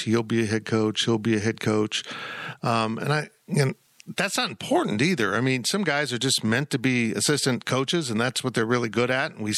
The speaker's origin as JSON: {"language": "English", "town": "Salina", "region": "Kansas", "country": "United States", "tie": "born or raised there", "also_born_or_lived": "West Palm Beach, Florida / Columbia, Missouri", "said": "I moved to Salina, Kansas, at age four. And, you know, Kansas is all I know"}